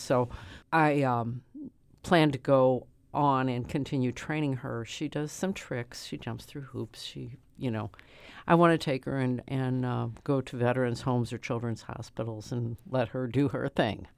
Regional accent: St. Louis, Missouri, United States; I'm a lifelong citizen of the city of Saint Louis. I grew up in South Saint Louis in the fourteenth Ward

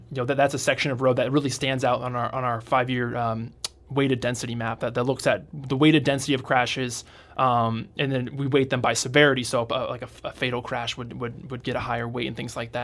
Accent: Iowa, United States; now in St. Louis, United States; I'm from Iowa

